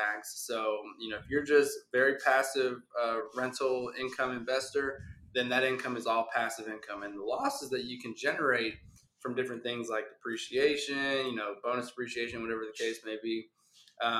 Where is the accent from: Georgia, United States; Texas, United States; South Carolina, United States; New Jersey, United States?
Texas, United States; Houston; born and raised in Houston, Texas